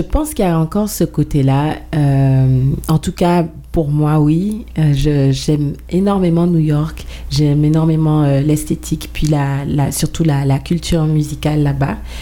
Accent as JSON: {"language": "French", "country": "Guadeloupe", "moved": "yes", "lives_now": "Montreal, Canada", "said": "je viens de la Guadeloupe, mais j'habite à Montréal depuis plus de 16 ans."}